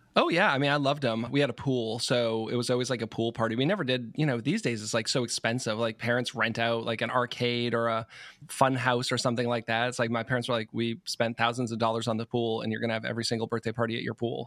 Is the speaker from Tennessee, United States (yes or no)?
no; Marlborough, Massachusetts, United States; also born or lived in Providence; I grew up in Marlborough, so about forty miles west of Boston